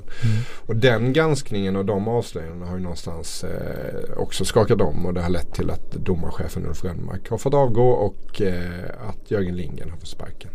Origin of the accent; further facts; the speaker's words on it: Småland, Sweden; Jag är ju från Småland här